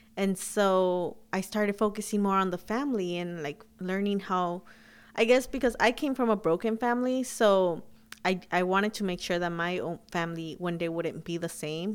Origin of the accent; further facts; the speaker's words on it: Huntington Park, California, United States; also born or lived in Sacramento, California; I grew up in Huntington Park